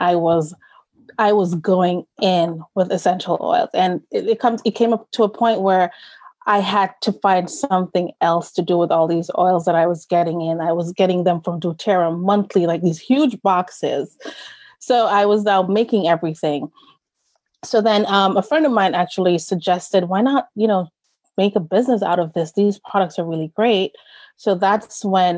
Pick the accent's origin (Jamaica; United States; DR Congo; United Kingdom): Jamaica; moved away; growing up in Jamaica with my grandparents